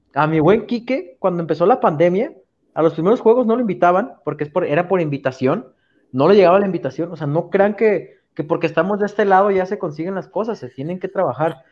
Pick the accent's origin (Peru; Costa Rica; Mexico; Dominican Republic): Mexico; Zapopan, Jalisco; yo soy de aquí de Santa Mago, de Parques de Zapopan